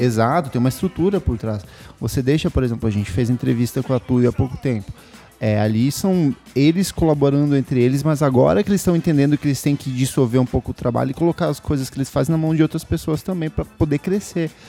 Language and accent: Portuguese; Itaipulândia, Paraná, Brazil; now in São Paulo, Brazil; A minha chama Itaipulândia